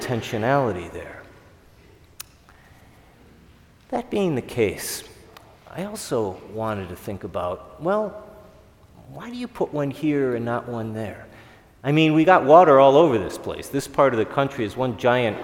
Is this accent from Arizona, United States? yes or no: no; Chicago, Illinois, United States; growing up in Chicago